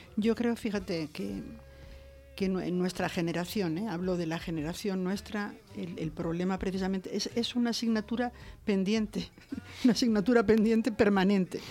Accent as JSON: {"language": "Spanish", "country": "Spain", "said": "yo soy española"}